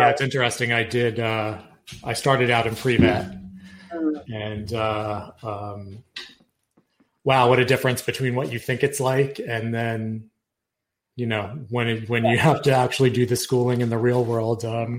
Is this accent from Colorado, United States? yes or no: no; Yonkers, New York, United States; I'm from Yonkers.